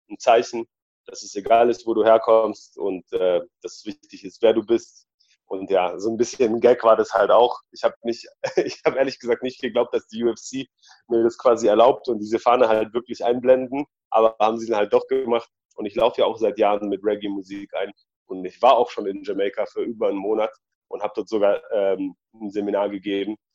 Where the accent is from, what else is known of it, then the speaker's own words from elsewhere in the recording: Germany; also born or lived in Poland; ich bin ja in Polen geboren und in Deutschland aufgewachsen. Dementsprechend trage ich auch zwei Herzen in meiner Brust.